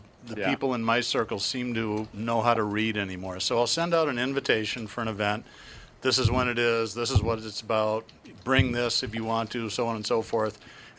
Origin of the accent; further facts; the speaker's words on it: East Coast, United States; also born or lived in Midwest; now in Minnesota, United States; I grew up on the East Coast. I've lived in the Midwest for most of my life